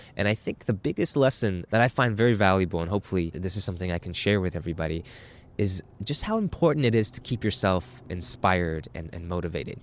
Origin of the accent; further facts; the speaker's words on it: Burnaby, British Columbia, Canada; I grew up in Burnaby, B C, about half an hour out of downtown Vancouver. And before that, uh, I immigrated here with my mother at the age of nine